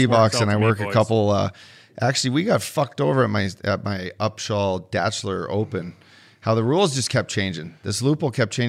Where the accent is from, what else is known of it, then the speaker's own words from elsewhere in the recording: Edmonton, Alberta, Canada; my hometown, fucking Edmonton Oilers